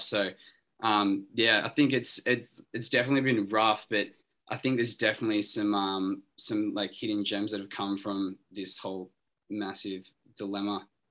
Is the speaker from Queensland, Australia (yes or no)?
no; Sydney, New South Wales, Australia; we're all from Sydney